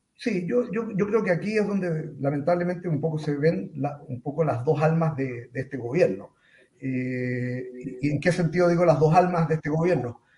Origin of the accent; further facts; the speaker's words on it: Chile; ciudadano chileno eh, de origen judío